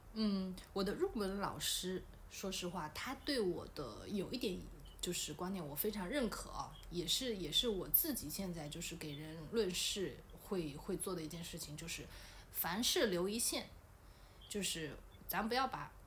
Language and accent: Chinese; Wenzhou, Zhejiang, China; 我们温州话